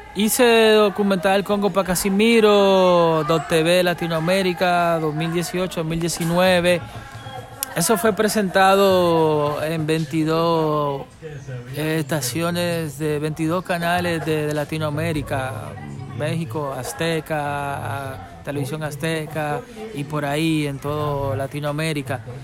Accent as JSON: {"language": "Spanish", "country": "Dominican Republic", "tie": "born or raised there", "said": "nací en Quisqueya, ¿verdad? Aquí en la isla"}